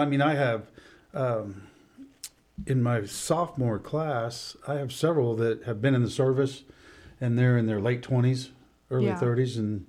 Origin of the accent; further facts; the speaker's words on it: Danville, United States; moved away as an adult; also born or lived in Southern Indiana; I was born and raised here in Danville.